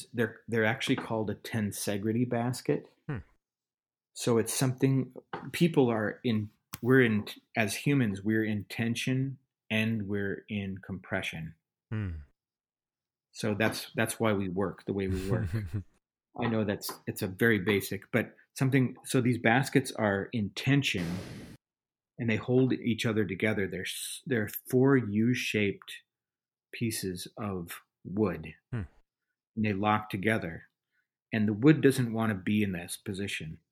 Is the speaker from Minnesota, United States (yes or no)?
yes; Minneapolis, Minnesota, United States; growing up around the Twin Cities, St. Paul, Minneapolis